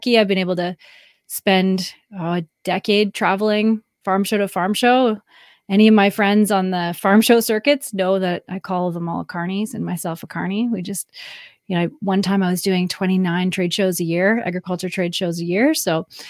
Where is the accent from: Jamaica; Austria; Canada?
Canada; I'm Canadian, married to an American, and I live